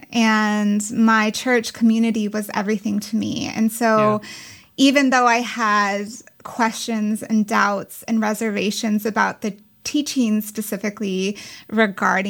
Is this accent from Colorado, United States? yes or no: yes; Castle Rock, Colorado, United States; moved away; I grew up in Castle Rock